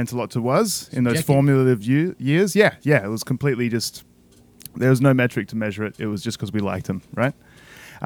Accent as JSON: {"language": "English", "country": "Australia", "said": "I'm a first generation Australian myself"}